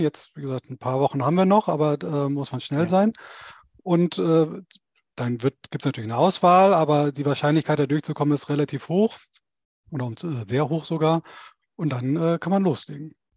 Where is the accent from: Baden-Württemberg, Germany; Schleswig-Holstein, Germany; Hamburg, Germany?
Schleswig-Holstein, Germany; a village near Schleswig, northern; moved away as an adult; now in Stuttgart, Germany; im Norden von Schleswig-Holstein, Ostseeseite, in der Nähe der Stadt Schleswig. Äh, die werden die wenigsten kennen, aber die, die sich da oben auskennen, da bin ich im Prinzip auf dem Land, in einem keine Ahnung, 30 Seelendorf aufgewachsen